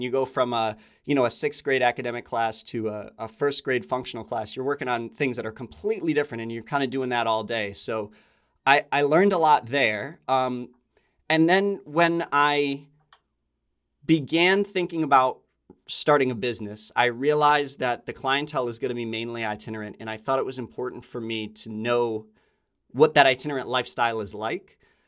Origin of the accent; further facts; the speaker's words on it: Connecticut, United States; I grew up in Connecticut.